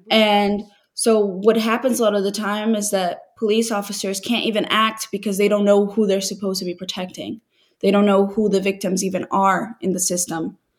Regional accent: Brazil; I identify very much with Gabriela because I grew up in Brazil from a family that was very humble, very simple

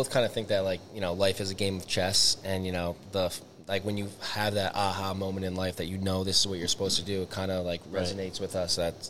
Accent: Orange, Connecticut, United States; 27. I'm from Orange, Connecticut.

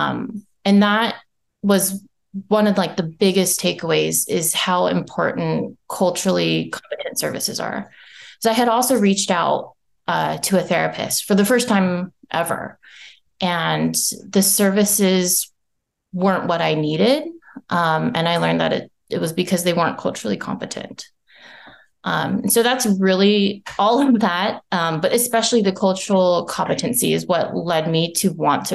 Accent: United States; also born or lived in Japan; being Japanese American

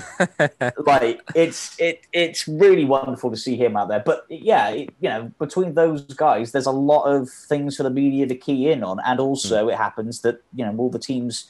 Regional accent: England, United Kingdom

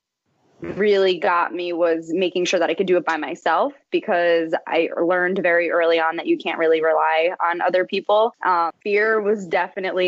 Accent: Kenilworth, New Jersey, United States; I'm still in Jersey. My whole life in Kenilworth

